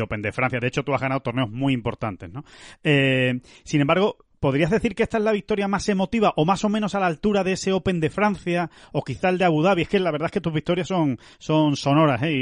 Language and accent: Spanish; Spain; ya estamos aquí en, nuestra tierra, en España